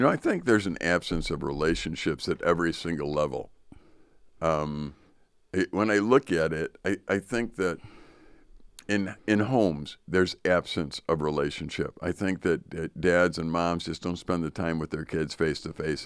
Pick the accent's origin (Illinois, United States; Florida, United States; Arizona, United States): Illinois, United States; Chicago; now in northern Wisconsin, United States; I grew up in Chicago